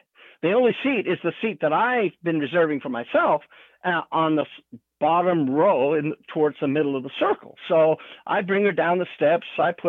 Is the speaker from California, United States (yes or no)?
yes; California, United States; And I'm from California.